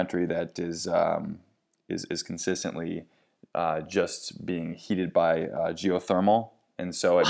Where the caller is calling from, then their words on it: Baltimore, Maryland, United States; I'm calling tonight from the Baltimore City.